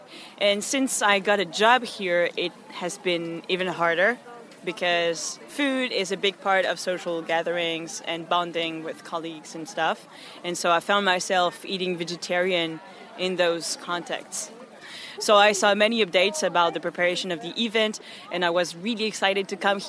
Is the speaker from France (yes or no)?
yes; France; now in South Korea; I come from France. I came in Korea